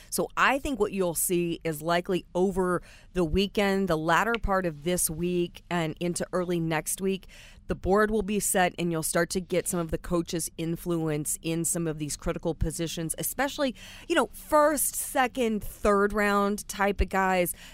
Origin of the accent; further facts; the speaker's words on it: United States; accent: southern; my southern accent